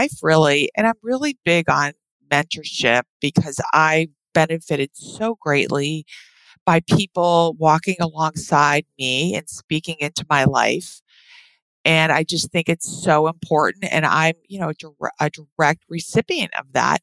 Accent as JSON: {"language": "English", "region": "East Coast", "country": "United States", "also_born_or_lived": "Hawaii / Moscow, Idaho", "moved": "as an adult", "said": "we're from the East Coast."}